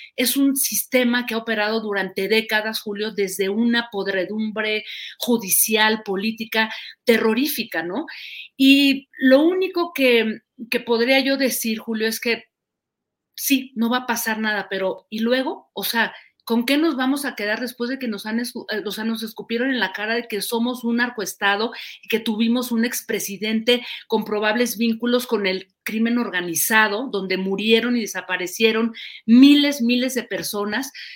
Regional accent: Mexico; somos los mexicanos

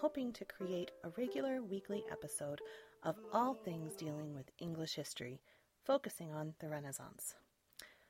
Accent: Lancaster, Pennsylvania, United States; I grew up in Lancaster, Pennsylvania, a very historically rich area

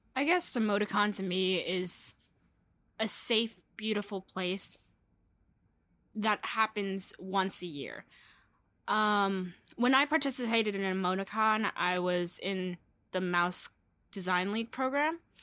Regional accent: New York City, New York, United States; I hail from Brooklyn, New York

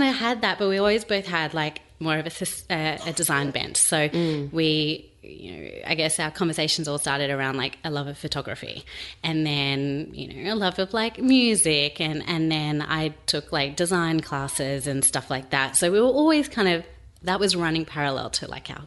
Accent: Sydney, New South Wales, Australia; moved away as an adult; now in Melbourne, Australia; we're from Sydney originally

